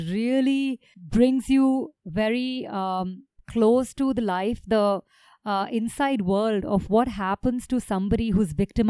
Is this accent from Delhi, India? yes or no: yes; New Delhi, Delhi, India; We're a couple from New Delhi